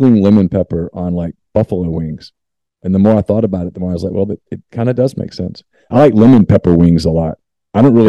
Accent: Louisiana, United States; I grew up in Louisiana

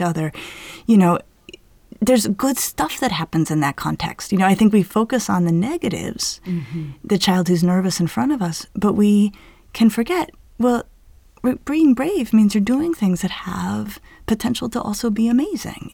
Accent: Denver, Colorado, United States; growing up in Denver

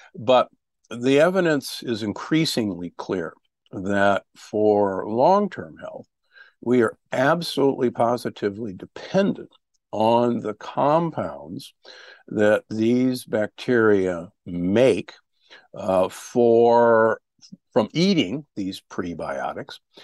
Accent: Omaha, Nebraska, United States; I grew up in Omaha, Nebraska, the beef capital of America

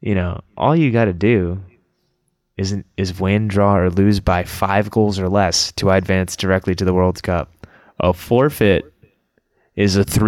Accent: Canada; Canada, my home country

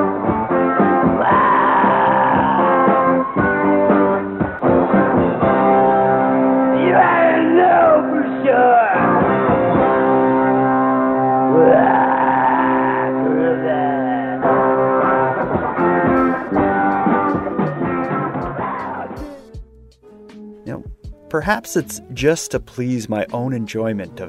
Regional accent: Sydney, Nova Scotia, Canada; moved away as an adult; now in Halifax, Canada; I'm from Sydney, but I've been living in Halifax for probably 10 years now.

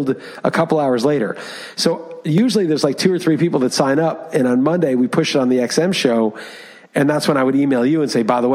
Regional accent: New York, United States; moved away as an adult; also born or lived in Europe; I grew up in Manhattan

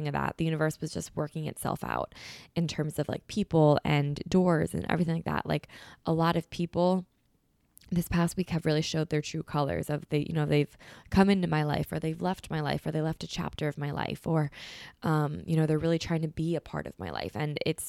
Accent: Philadelphia, Pennsylvania, United States; I'm from Philly.

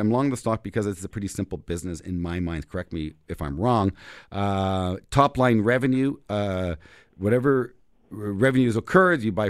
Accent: Canada; We as Canadians, of course, viewed as a Canadian brand

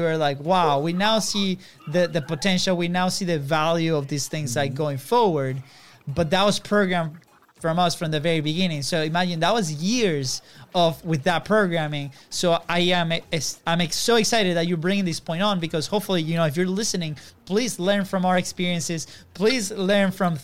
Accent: Venezuela; moved away; we come from Venezuela, a third world country. And we grew up with a parent

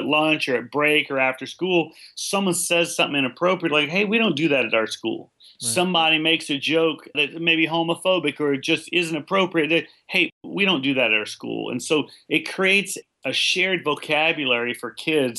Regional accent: California, United States; I grew up in California, and they had a pretty developed leadership program

